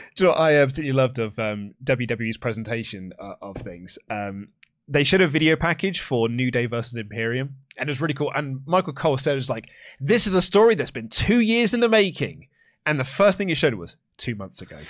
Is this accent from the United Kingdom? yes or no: yes; England, United Kingdom; I'm English